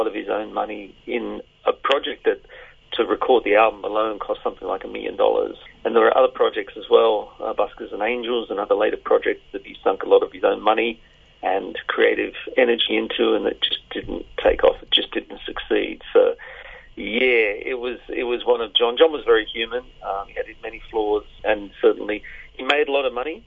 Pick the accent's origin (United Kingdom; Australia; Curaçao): Australia; Sydney, New South Wales; Growing up in Sydney in the 60s and 70s, I was a suburban kid raised on Countdown